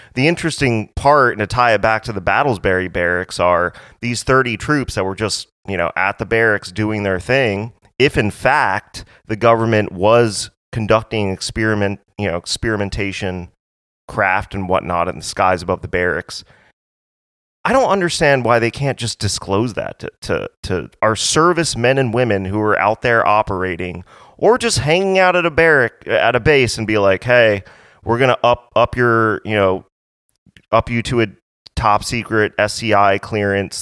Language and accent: English; Hawaii, United States; I'm, I'm from Hawaii